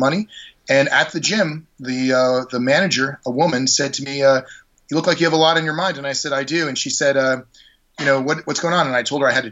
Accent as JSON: {"language": "English", "region": "Maine", "country": "United States", "tie": "born or raised there", "also_born_or_lived": "New York City", "moved": "yes", "lives_now": "Los Angeles, United States", "said": "I actually am from a farm in Maine. I grew up in Maine in a very wooded area."}